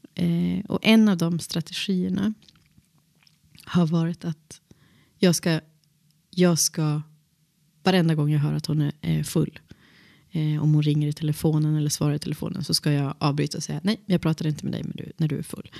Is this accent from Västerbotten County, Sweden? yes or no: yes; Boliden, Västerbotten County, Sweden; jag växte upp i Boliden